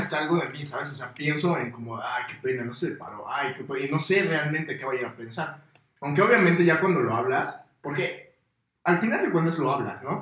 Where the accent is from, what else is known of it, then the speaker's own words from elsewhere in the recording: Morelos, Mexico; Todos los que somos de Morelos